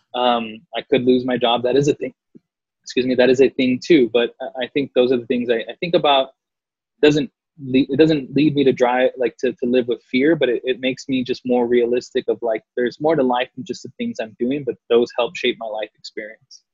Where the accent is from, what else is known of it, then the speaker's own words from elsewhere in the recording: San Antonio, Texas, United States; moved away as an adult; now in Los Angeles, United States; I grew up predominantly on the South Side